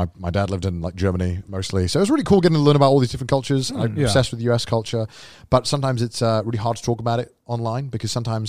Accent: United Kingdom; I'm British. We make the joke. You can mock the UK.

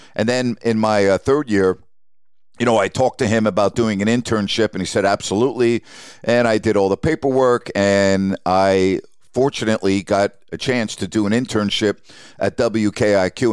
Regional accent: Syosset, New York, United States; moved away as an adult; also born or lived in Bowling Green, Ohio / Sacramento; I grew up in Syosset, New York, on Long Island

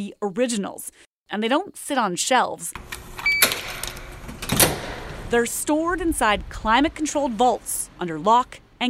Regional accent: Minnedosa, Manitoba, Canada; Minnedosa, my hometown.

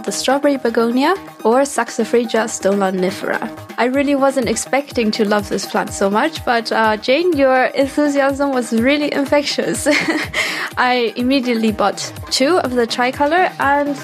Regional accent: Taiwan; now in Stuttgart, Germany; I come from Taiwan and I currently live in Stuttgart, Germany

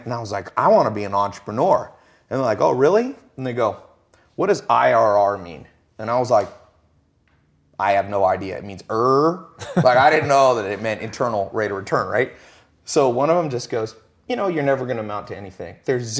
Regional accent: Long Beach, California, United States; born there; I was born in Long Beach, Compton kind of area, and never was around anybody who would make 100 grand a year.

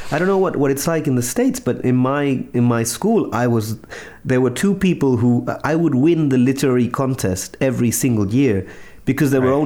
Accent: Chile; English is a second language; and also you know I'm from Chile. It's not like we have a personal close relationship with any U.S. president.

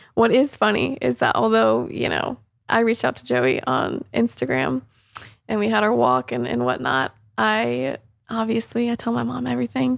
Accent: Mooresville, North Carolina, United States; moved away as an adult; now in St. Petersburg, United States; I grew up in Mooresville.

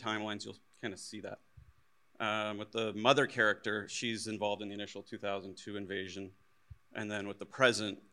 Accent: Canada; when I was in high school, I'm Canadian, I was in the Air Cadets

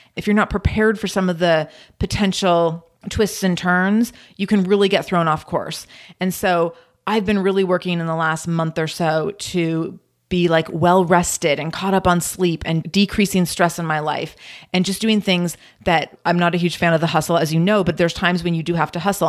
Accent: Pacific Northwest, United States; I'm born and raised in the Pacific Northwest

